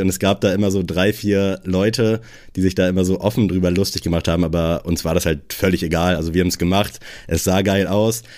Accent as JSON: {"language": "German", "town": "Buxtehude", "region": "Lower Saxony", "country": "Germany", "also_born_or_lived": "Kiel", "moved": "yes", "said": "ich komme aus Buxtehude"}